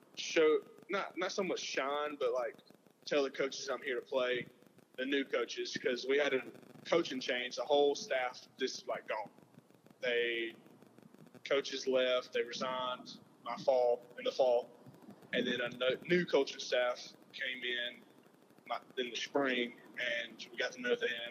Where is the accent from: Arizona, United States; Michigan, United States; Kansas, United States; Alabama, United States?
Alabama, United States; Selma; I grew up in Selma